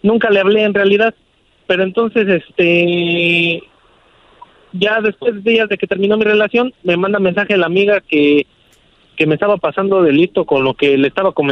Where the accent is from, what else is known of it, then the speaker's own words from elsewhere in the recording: Mexico City, Mexico; Y pues yo soy de la Ciudad de México y ella de Guadalajara, entonces siento que le fallé.